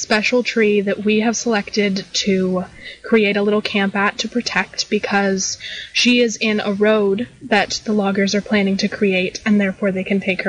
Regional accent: the Redwoods, California, United States; I grew up in the Redwoods, and I just have a deep love for them

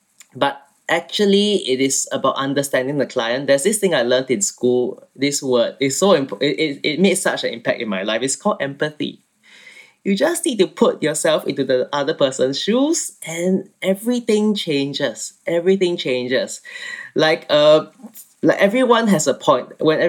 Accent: Singapore; moved away as an adult; now in London, United Kingdom; So I'm from Singapore and I studied architecture there and I moved to London to finish my studies and now I'm living in London.

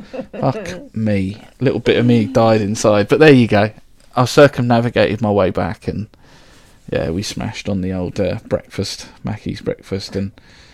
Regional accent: Reading, South East England, United Kingdom; also born or lived in London; I was born in London, but raised in Reading

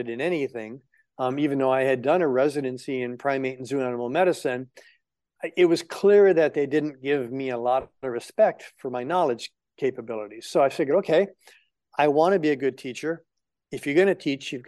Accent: Hawaii, United States; moved away; also born or lived in Florida Keys, Florida / Davis, California / Los Angeles, California; I grew up in Hawaii

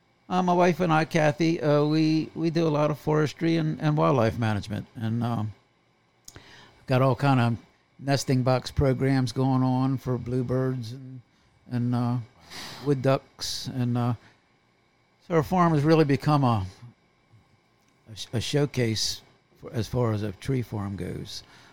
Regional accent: Anne Arundel County, Maryland, United States; moved away as an adult; now in Dorchester County, Maryland, United States; I was born and raised in Anne Arundel County, right across the Bay Bridge

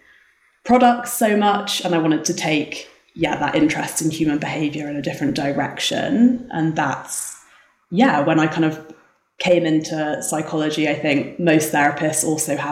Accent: England, United Kingdom; moved away as an adult; now in South Lake Tahoe, United States; as you can tell from the accent, I'm not from America. I grew up in England.

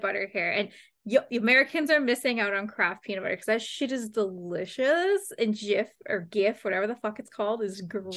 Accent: London, Ontario, Canada; I'm from London, from London. So obviously mm. I'm a London Knights fan.

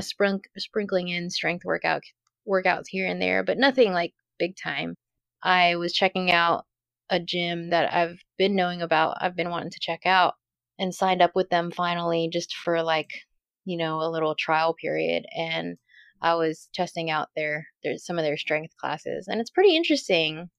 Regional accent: Dallas, Texas, United States; now in Louisiana, United States; growing up in Dallas

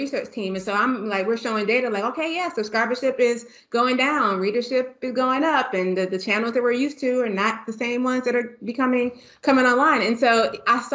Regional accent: Washington, District of Columbia, United States; moved away as an adult; also born or lived in Tallahassee, Florida; I'm born and raised in Washington, D.C. to Kenyan immigrant parents

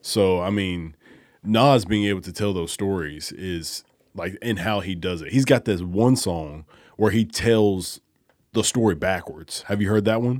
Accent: Alabama, United States; now in Memphis, United States; I grew up in Alabama with, like, all white people

